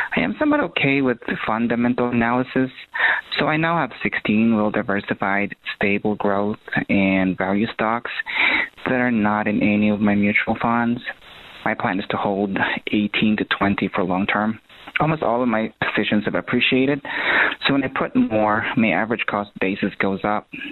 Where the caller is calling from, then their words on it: Ohio, United States; I'm calling from Ohio